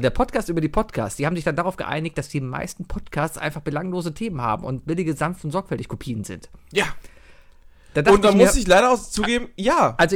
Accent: Cologne, North Rhine-Westphalia, Germany; ich war früher, ganz ehrlich, als Kölner ist man ein Expressleser.

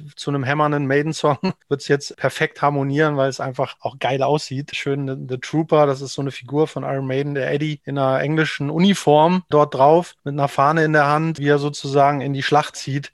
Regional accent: Knesebeck, Lower Saxony, Germany; now in Hamburg, Germany; bis 2016 war ich der Junge vom Lande aus dem niedersächsischen Hinterland sozusagen, kurz vor der ehemaligen Grenze zur DDR aufgewachsen in der Zeit.

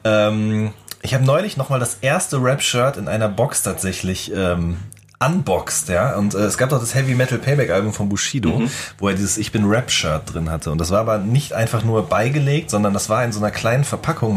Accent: Ruhr area, North Rhine-Westphalia, Germany; ich komme ja aus dem Pott

